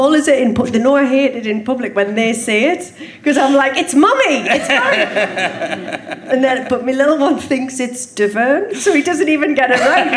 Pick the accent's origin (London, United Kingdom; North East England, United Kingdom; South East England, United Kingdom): North East England, United Kingdom; Sunderland; Grew up opposite Barnes Park